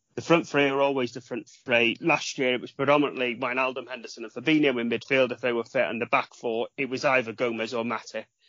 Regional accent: Wales, United Kingdom; being a Welshman

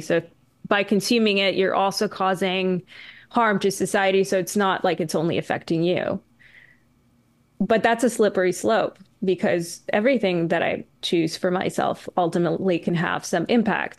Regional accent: Canada; I'm Canadian

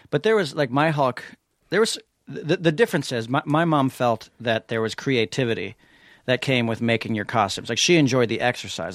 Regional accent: New York City, New York, United States; I grew up on East eighty-sixth Street in New York City.

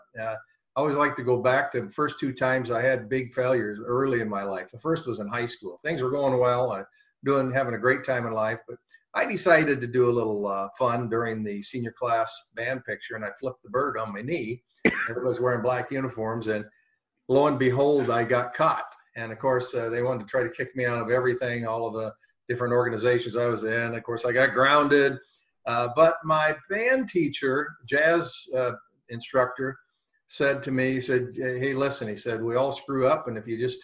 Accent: Cooper, Iowa, United States; my hometown. It's a little dinky town, Cooper, Iowa. I was just a farm kid

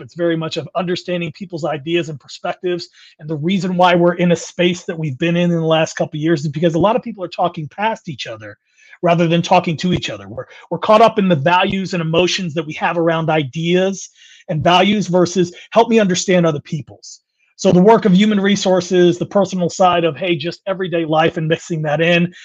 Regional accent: California, United States; moved away; also born or lived in Midwest; I'm born and raised in California, moved to the Midwest.

